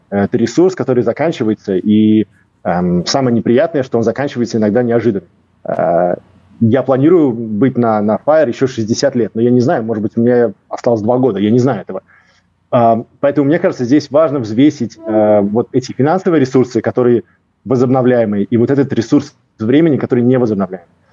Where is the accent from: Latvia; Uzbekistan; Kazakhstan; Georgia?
Latvia; Riga; moved away as an adult; also born or lived in Cyprus / England / Norway / Russia; Я из э, Риги, из Латвии. Эм, я родился, вырос в Латвии.